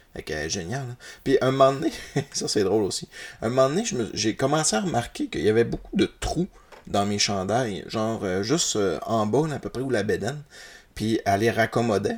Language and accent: French; Roberval, Quebec, Canada; je suis un natif de Robertval